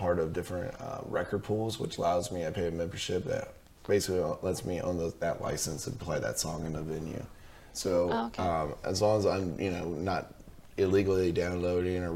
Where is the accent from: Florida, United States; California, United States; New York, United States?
California, United States; I grew up in California